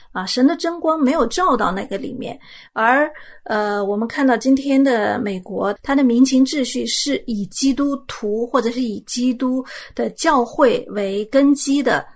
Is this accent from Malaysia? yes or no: no; China; 作为一个中国人